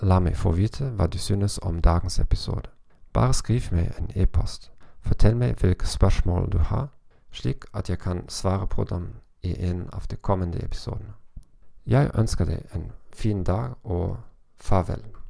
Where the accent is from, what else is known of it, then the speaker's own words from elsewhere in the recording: Germany; Norwegian is a second language; som tysker og fra en lav kontekstkultur